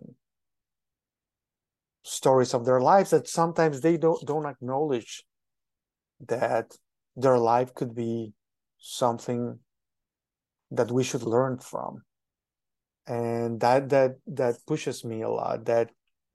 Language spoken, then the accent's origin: English; Mexico City, Mexico; now in United States; I am originally from Mexico, specifically from Mexico City.